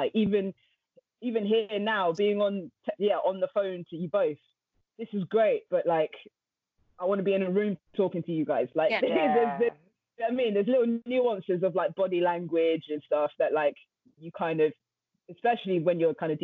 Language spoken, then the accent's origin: English; London, United Kingdom; from London, North London specifically, you know, grew up around music